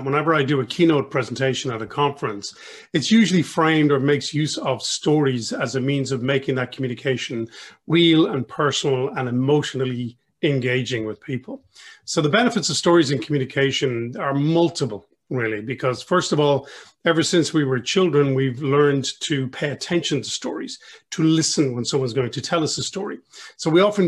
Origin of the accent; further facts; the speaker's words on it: Ireland; I'm Irish through and through, several centuries and generations